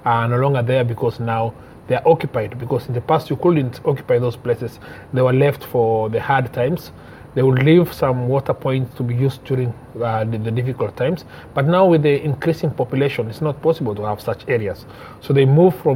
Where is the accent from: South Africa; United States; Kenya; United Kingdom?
Kenya; Maralal, Samburu County; I'm from Maralal, born and brought up in Maralal.